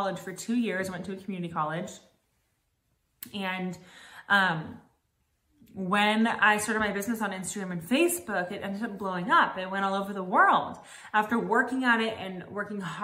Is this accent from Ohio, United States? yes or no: no; Los Angeles, California, United States; moved away as an adult; now in Nashville, United States; I'm from Los Angeles, California. I've lived here for about a year in Nashville